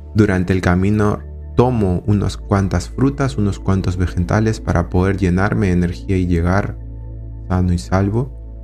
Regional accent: Lima, Peru; Soy de Perú, de Lima

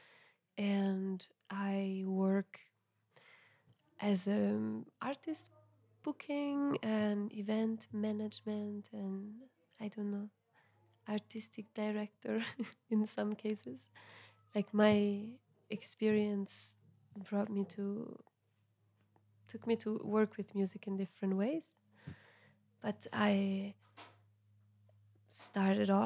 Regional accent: Milan, Lombardy, Italy; first language Italian; English is a second language; moved away as an adult; also born or lived in Ghent, Belgium; now in Kathmandu, Nepal; I'm from Milan. I lived in Belgium, in Ghent, Belgium, for 5 years, on and off

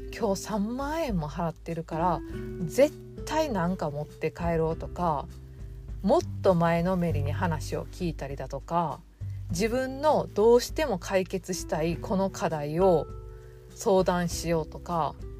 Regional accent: Osaka, Japan; 大阪で生まれて、ネギってなんぼの世界で育ってきたんで

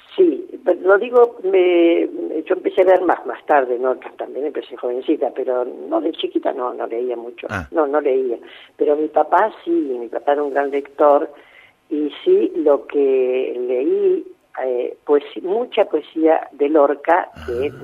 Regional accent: Villa Ballester, Buenos Aires Province, Argentina; yo soy de Villa Ballester

